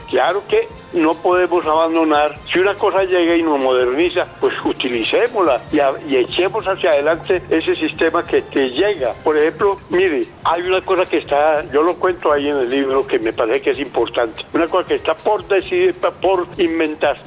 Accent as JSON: {"language": "Spanish", "town": "Medellín", "region": "Antioquia", "country": "Colombia", "said": "yo soy de Medellín"}